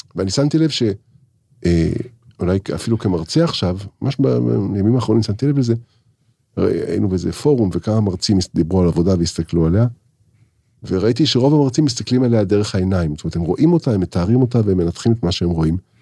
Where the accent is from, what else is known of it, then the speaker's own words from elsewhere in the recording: Israel; אני, אני, אני ישראלי